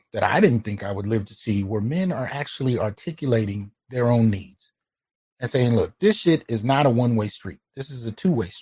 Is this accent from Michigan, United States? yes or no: no; Bay Area, California, United States; also born or lived in Brooklyn, New York / San Jose / Santa Clara / Sunnyvale; I was born in Brooklyn, in Flatbush, Brooklyn, but I was raised in the Bay Area